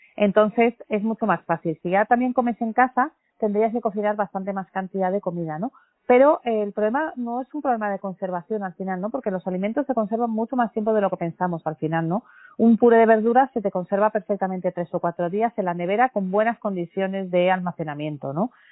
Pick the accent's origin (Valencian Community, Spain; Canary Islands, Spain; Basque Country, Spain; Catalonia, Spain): Basque Country, Spain; Como buena familia vasca